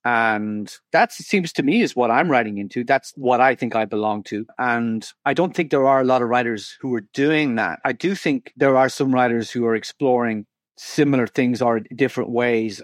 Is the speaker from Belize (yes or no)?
no; Ireland; when I travel, I'm told I'm an Irish writer